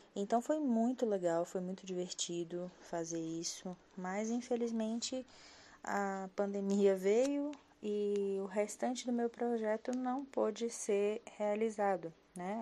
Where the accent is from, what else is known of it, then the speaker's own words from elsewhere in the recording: Brasília, Federal District, Brazil; eu sou de Brasília, moro em Taguatinga, uma das cidades satélites aqui de Brasília.